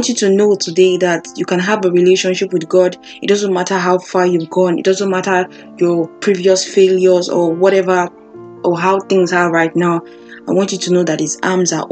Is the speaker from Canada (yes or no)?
no; Nigeria; I grew up in Africa, Nigeria